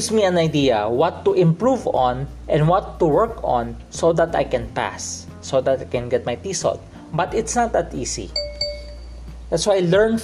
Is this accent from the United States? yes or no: no; Philippines; I grew up in the Philippines. I'm a Filipino who grew up in the Philippines.